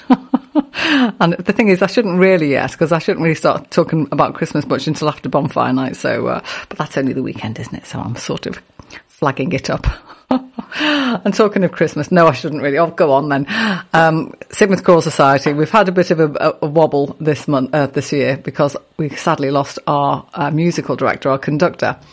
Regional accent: Liverpool, North West England, United Kingdom; I grew up on Liverpool Council Estate and I've been singing in choir since I was six

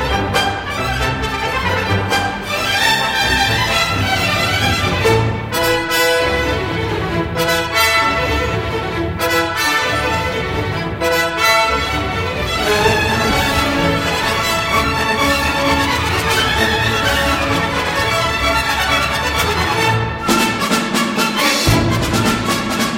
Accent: England, United Kingdom; we're English, aren't we? Well, I am

